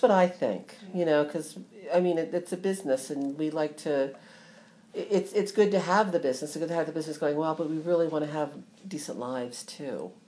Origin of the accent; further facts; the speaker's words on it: Ohio, United States; moved away; also born or lived in New Jersey; I'm from Ohio actually.